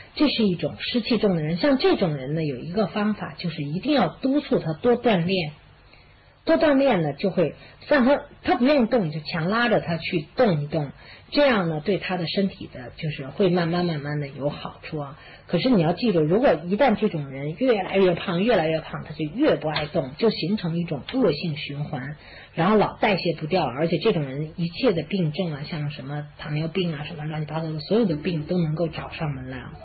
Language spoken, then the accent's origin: Chinese; China; 我们中国人